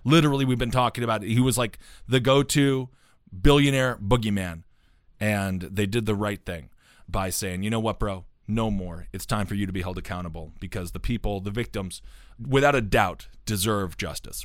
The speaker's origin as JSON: {"language": "English", "country": "United States", "said": "as an American"}